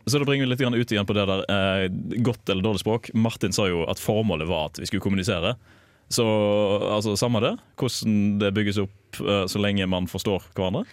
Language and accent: Norwegian; Western Norway, Norway; accent: Western Norwegian; jeg er jo fra Vestlandet og jeg har en sjarmerende og fin dialekt